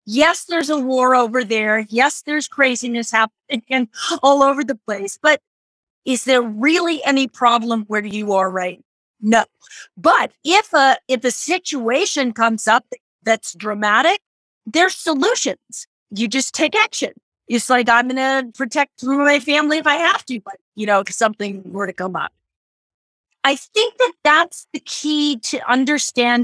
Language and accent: English; Idaho, United States; moved away; I often tell my kind of story about growing up in Idaho